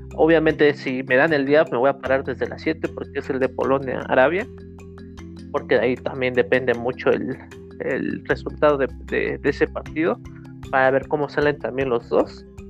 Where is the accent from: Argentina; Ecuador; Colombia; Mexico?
Mexico; como mexicanos